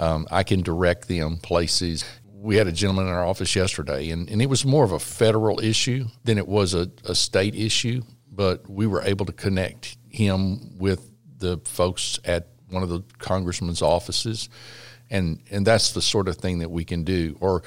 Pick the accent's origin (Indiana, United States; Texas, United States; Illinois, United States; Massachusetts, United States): Texas, United States; La Porte; I grew up in this area, in the Gulf Coast area. I grew up in La Porte, Texas.